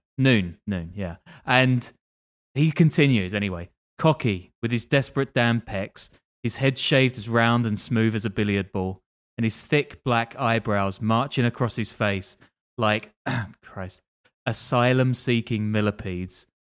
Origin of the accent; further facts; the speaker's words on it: London, United Kingdom; I'm from London